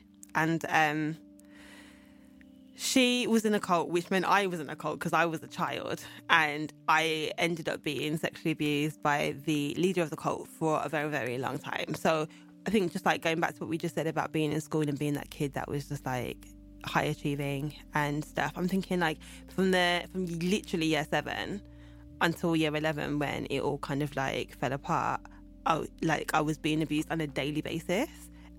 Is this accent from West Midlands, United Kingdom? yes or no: yes; Birmingham, West Midlands, United Kingdom; So, yeah, I was born in Birmingham in 1986.